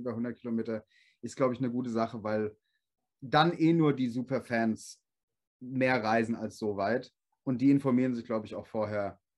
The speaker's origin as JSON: {"language": "German", "town": "Gelnhausen", "region": "Hesse", "country": "Germany", "said": "aber ich komme aus Gelnhausen. Jeder sagt immer Gelnhausen, das ist Gelnhausen. Gelnhausen."}